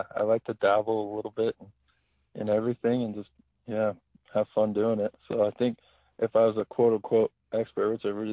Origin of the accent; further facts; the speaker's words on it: Idaho, United States; moved away as an adult; also born or lived in New Mexico; now in Helena, United States; I grew up in Idaho